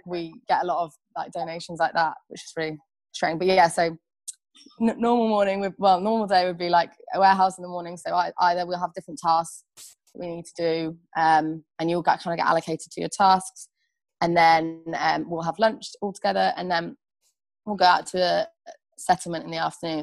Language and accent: English; Birmingham, West Midlands, United Kingdom; where are you from? And I'll be like Birmingham